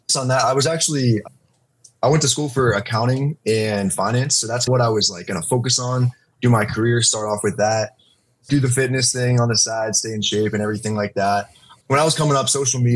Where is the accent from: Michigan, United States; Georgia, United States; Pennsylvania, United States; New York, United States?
Pennsylvania, United States; Pittsburgh; moved away; I'm originally from Pittsburgh, PA